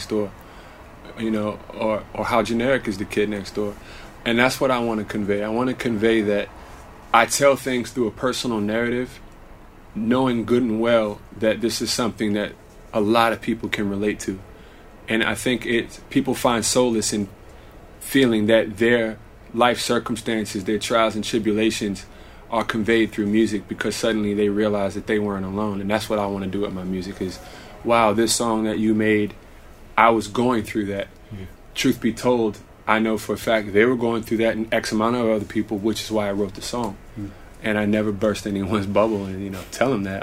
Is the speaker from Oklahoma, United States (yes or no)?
no; Washington, District of Columbia, United States; born or raised there; also born or lived in Sudan